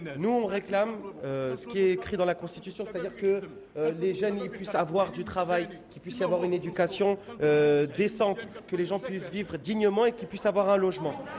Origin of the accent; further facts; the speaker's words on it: France; Je suis français, je suis né en France. J'ai grandi en France